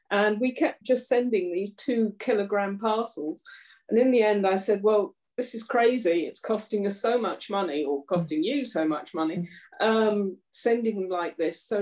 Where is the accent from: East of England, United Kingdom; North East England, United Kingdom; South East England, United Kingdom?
South East England, United Kingdom; Surrey; moved away as an adult; now in Shropshire, United Kingdom; I'm originally from Surrey uh, mm-hmm. in southeast, and I've been up here about